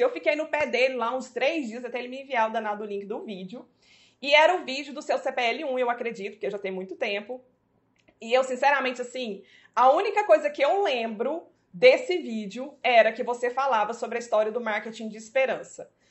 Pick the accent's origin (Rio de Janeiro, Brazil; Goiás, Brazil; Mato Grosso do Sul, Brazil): Goiás, Brazil; Goiânia; nós somos de Goiânia